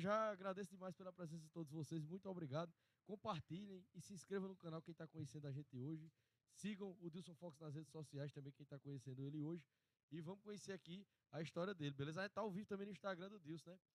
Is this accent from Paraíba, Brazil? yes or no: yes; Sumé, Paraíba, Brazil; now in Monteiro, Brazil; a minha cidade mesmo é Sumé, né? Sou de Sumé. E lá eu lembro, assim, da minha infância